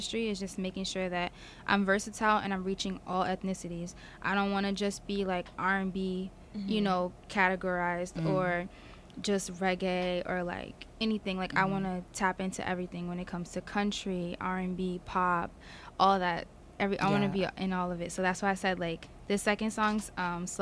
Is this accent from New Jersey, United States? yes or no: yes; Piscataway, New Jersey, United States; I'm from Piscataway, New Jersey